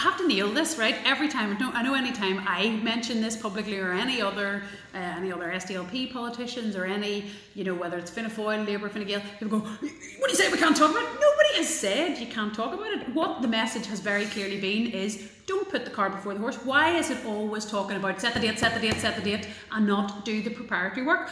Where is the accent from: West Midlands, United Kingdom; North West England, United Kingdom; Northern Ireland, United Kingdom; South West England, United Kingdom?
Northern Ireland, United Kingdom; Belfast; also born or lived in Galway; I grew up in South Belfast in probably what's still one of the most integrated neighbourhoods in uh, in Belfast